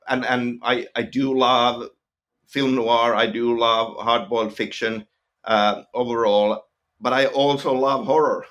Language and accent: English; Finland; accent: Finnish; first language Finnish; English is a second language; I'm from Finland, and, and, and kind of growing up in Finland